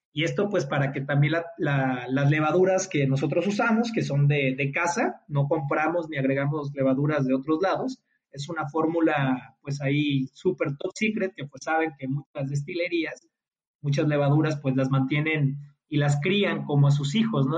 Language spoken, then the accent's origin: Spanish; Mexico; como buen mexicano